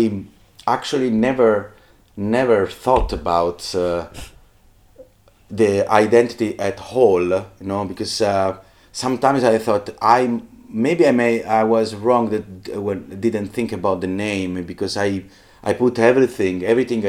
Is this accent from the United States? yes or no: no; Southern Italy, Italy; I come from South Italy